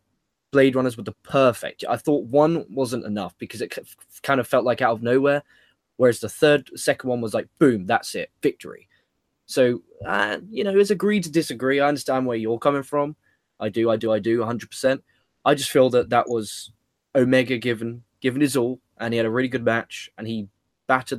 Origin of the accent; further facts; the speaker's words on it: England, United Kingdom; as an Englishman